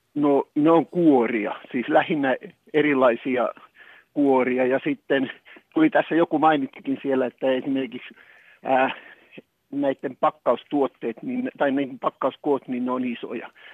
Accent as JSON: {"language": "Finnish", "town": "Tampere", "region": "Pirkanmaa", "country": "Finland", "tie": "born or raised there", "said": "muistan pikkupoikana, kun menin ja Tampereella"}